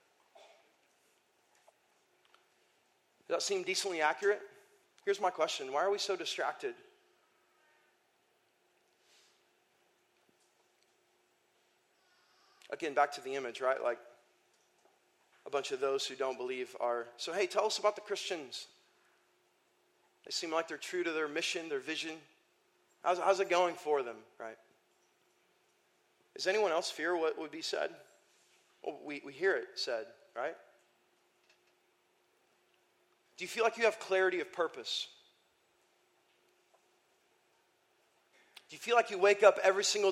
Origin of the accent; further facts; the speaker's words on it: Iowa, United States; moved away; I grew up in Iowa for 5 years